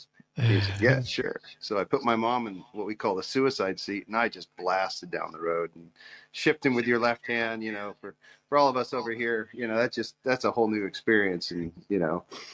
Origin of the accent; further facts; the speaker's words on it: Simi Valley, California, United States; moved away as an adult; now in Scottsdale, United States; I'm originally from Simi Valley